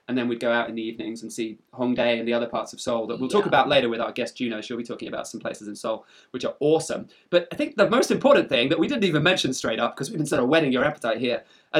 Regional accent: England, United Kingdom; I am English

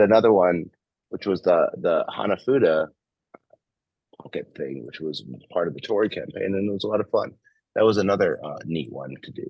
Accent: New York, United States; moved away as an adult; also born or lived in Michigan; now in California, United States; I grew up in New York, and I went to school in Michigan, and so like I'm used to the cold. I'm in California now

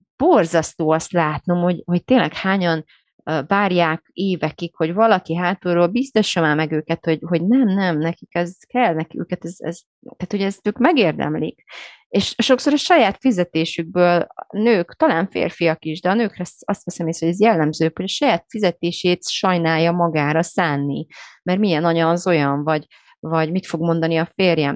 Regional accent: Romania; moved away; én Romániában nőttem fel

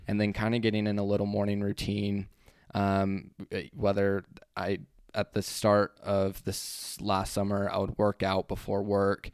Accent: Utah, United States; we're from Utah

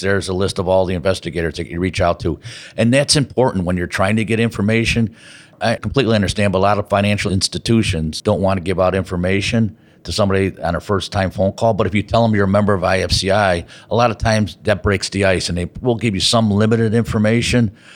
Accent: Chicago, Illinois, United States; here in Chicago, my hometown

